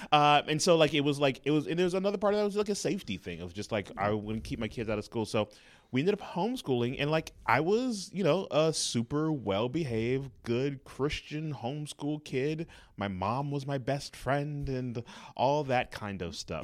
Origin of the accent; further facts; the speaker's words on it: Los Angeles, California, United States; moved away; also born or lived in Inglewood, California / Atlanta; I was born and raised in Los Angeles, California